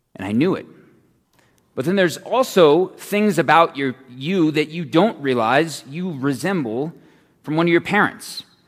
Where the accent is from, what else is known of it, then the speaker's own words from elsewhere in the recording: Phoenix, Arizona, United States; I'm from Phoenix